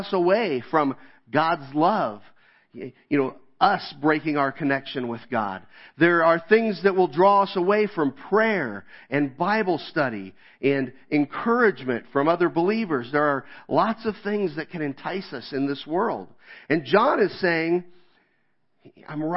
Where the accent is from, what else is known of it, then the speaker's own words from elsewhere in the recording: Kansas, United States; moved away; I grew up in Kansas